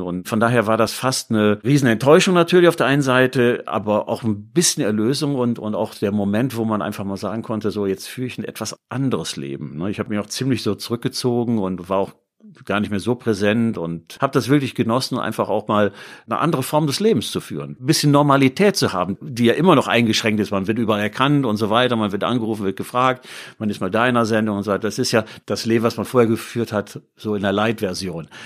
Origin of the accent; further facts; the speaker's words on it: Düsseldorf, North Rhine-Westphalia, Germany; moved away as an adult; also born or lived in Bremen; now in Duisburg, Germany; Ich bin Düsseldorfer, das muss man vielleicht auch sagen, gebürtiger Düsseldorfer, lebe aber jetzt in Duisburg